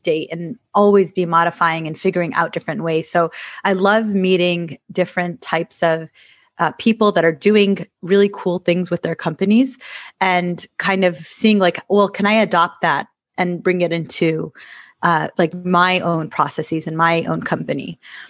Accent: Michigan, United States; moved away as an adult; I used to live in Michigan and I grew up in Michigan

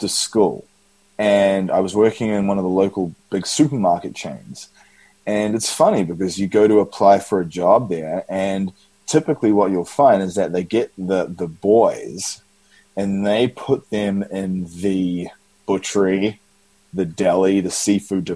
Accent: Auckland, New Zealand; moved away; In New Zealand, Auckland, New Zealand

